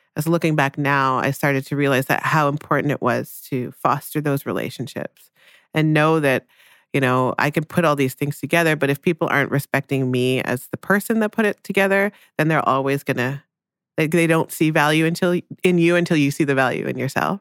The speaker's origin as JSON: {"language": "English", "town": "Newmarket", "region": "Ontario", "country": "Canada", "tie": "born or raised there", "also_born_or_lived": "Jamaica", "said": "I ended up growing up in Newmarket, which is a s, was a small town outside of Toronto."}